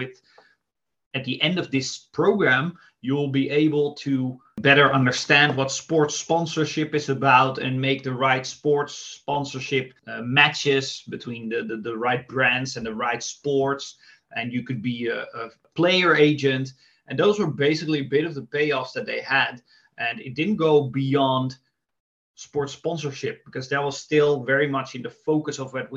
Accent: Amsterdam, North Holland, Netherlands; I'm from Amsterdam

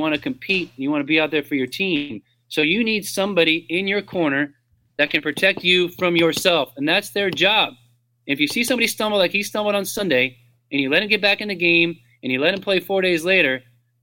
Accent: Orange County, Southern California, United States; moved away as an adult; now in Atlanta, United States; growing up in Southern California

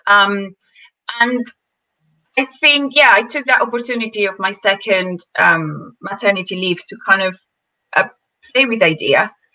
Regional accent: Venezuela; moved away; I'm from Venezuela

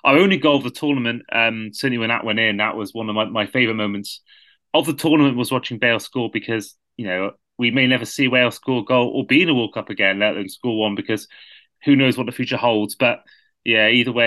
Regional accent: Wales, United Kingdom; a Welshman

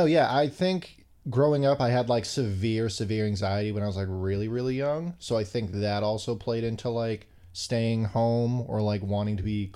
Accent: Somerville, Massachusetts, United States; born or raised there

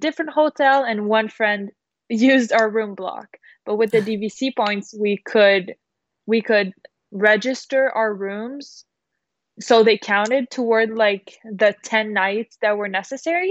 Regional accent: Quebec City, Quebec, Canada; our Quebec City wedding, if we had a wedding at our hometown

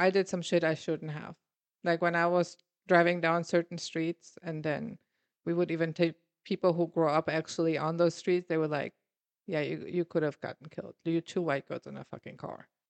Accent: Germany; moved away as an adult; now in United States

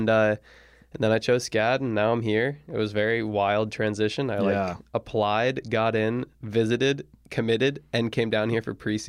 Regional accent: New Jersey, United States; I am from Jersey.

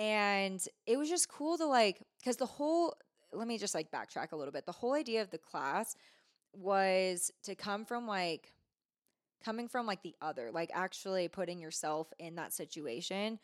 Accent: Bay Area, California, United States; moved away as an adult; also born or lived in Truckee, California; now in Reno, United States; I grew up in the Bay Area

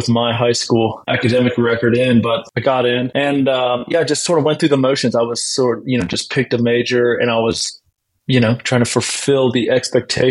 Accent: Blacksburg, Virginia, United States; moved away as an adult; I grew up in Blacksburg, Virginia, and pretty normal upbringing and sports

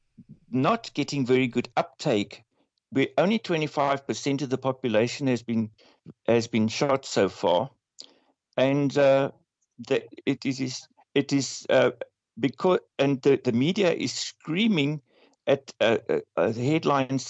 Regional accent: South Africa; our president, Cyril Ramaphosa

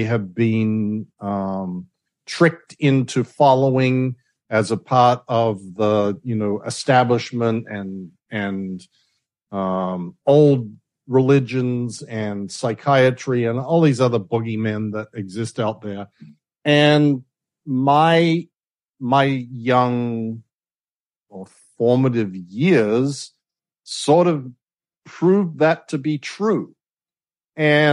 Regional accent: Adelaide, South Australia, Australia; moved away; we grew up in Adelaide

